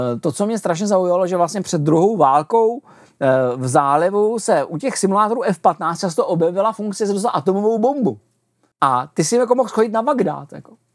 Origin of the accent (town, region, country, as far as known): Czechia